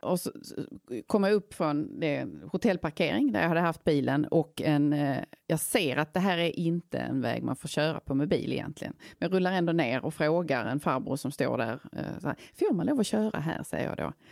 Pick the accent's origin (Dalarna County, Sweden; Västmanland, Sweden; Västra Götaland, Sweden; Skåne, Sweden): Skåne, Sweden; Tågarp; born or raised there; now in Gothenburg, Sweden